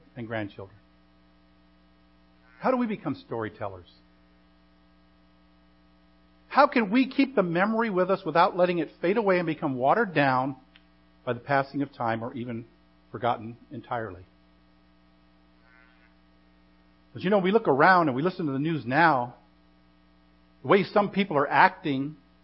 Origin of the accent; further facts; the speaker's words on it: United States; our very existence as American citizens